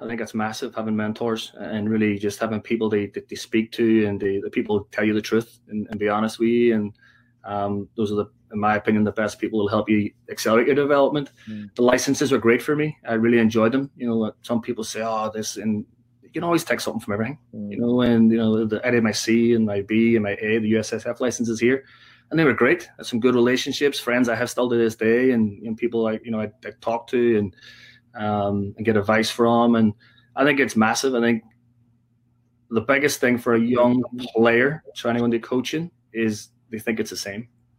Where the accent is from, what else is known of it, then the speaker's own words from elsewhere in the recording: Ireland; I mean, you know, we're Irish.